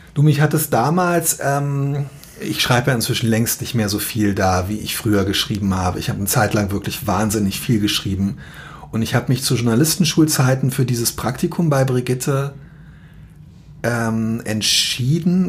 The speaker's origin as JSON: {"language": "German", "region": "Berlin", "country": "Germany", "tie": "born or raised there", "moved": "as an adult", "lives_now": "Hamburg, Germany", "said": "Ich bin äh, in Zehlendorf in Westberlin aufgewachsen"}